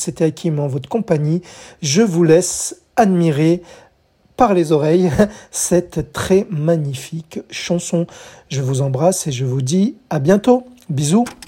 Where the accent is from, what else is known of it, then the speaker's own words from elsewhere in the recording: France; chez nous en France